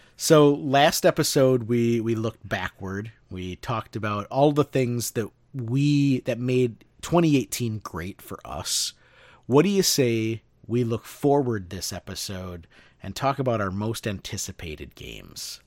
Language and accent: English; Midwest, United States; born or raised there